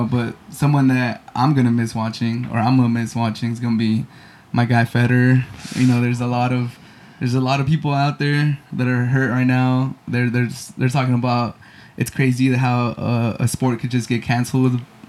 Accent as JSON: {"language": "English", "town": "San Diego", "region": "California", "country": "United States", "tie": "born or raised there", "said": "growing up in San Diego"}